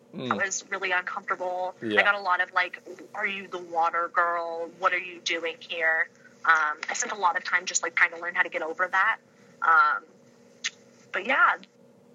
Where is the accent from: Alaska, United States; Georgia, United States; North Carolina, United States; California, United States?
California, United States; moved away as an adult; now in Ypsilanti, United States; being a Michigander, but actually in my heart being a Californian